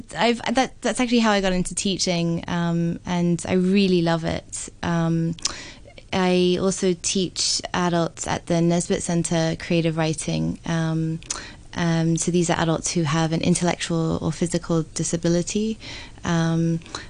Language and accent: English; Hong Kong; moved away as an adult; also born or lived in London / Sydney; I actually was born and raised in Hong Kong, but I've spent 15 years abroad in both London and Sydney